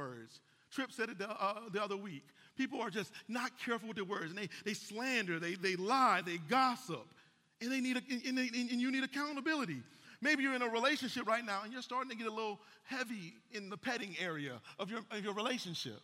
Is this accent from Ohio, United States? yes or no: yes; Cleveland, Ohio, United States; now in Atlanta, United States; I'm from Cleveland, Ohio. That ain't the Bible Belt